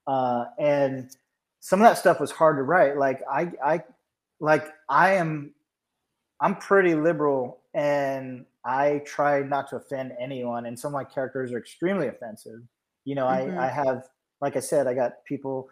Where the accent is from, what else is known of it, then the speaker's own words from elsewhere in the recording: Georgia, United States; I'm from Georgia, but all my relatives are from Pennsylvania